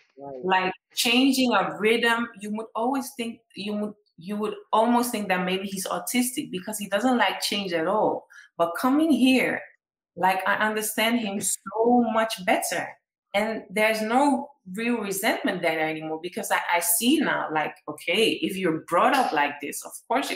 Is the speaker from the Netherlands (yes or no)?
yes; Netherlands; moved away as an adult; now in Ghana; growing up in the Netherlands with my mom